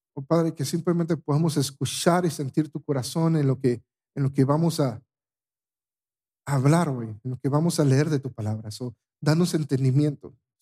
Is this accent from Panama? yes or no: yes; Panama; moved away; en mi país